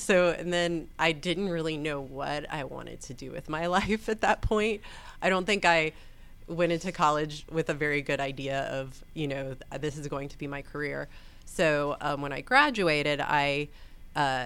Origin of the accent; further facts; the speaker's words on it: Atlanta, Georgia, United States; also born or lived in Florida / North Carolina; I grew up in Atlanta, like in town, actually in the city of Atlanta. I went to Grady High School